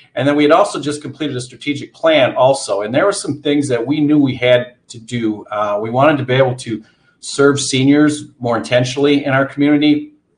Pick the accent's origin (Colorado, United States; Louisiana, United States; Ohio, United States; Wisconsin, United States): Wisconsin, United States; Antigo; moved away as an adult; also born or lived in Eau Claire, Wisconsin; I'm from Antigo, Wisconsin, grew up there.